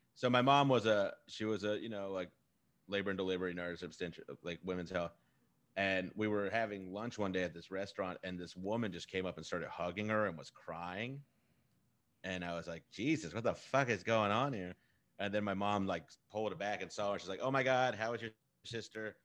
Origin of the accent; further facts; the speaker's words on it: Texas, United States; I'm from Texas